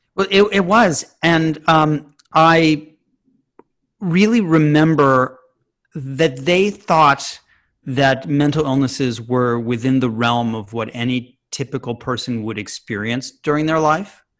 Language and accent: English; Chicago, Illinois, United States; I grew up in Chicago.